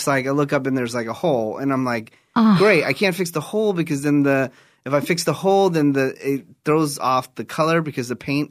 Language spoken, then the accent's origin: English; Newark, California, United States; born or raised there; moved away